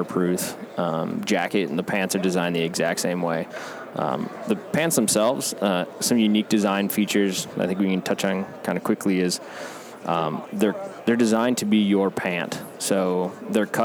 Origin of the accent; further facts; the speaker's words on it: Midwest, United States; I grew up in the Midwest